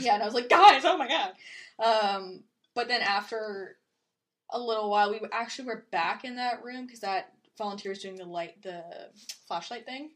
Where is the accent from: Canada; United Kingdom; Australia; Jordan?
Canada; we're Canadian